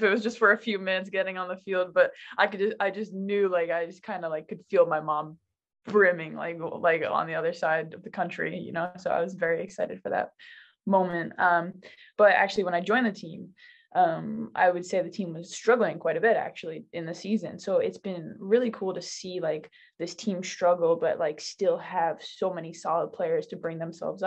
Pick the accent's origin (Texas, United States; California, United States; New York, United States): New York, United States; moved away as an adult; also born or lived in Miami / France; originally I'm from New York